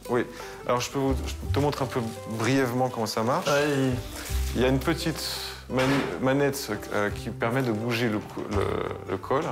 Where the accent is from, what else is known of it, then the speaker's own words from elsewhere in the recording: Haute-Savoie, Auvergne-Rhône-Alpes, France; now in Novosibirsk, Russia; je suis de Haute-Savoie